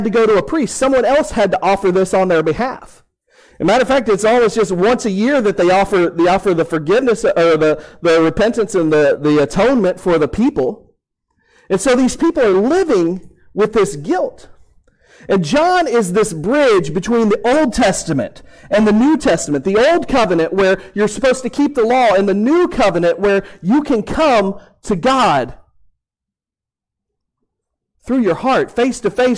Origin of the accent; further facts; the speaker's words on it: Houston, Texas, United States; I grew up in Houston, Texas, and I grew up going to Houston Astros games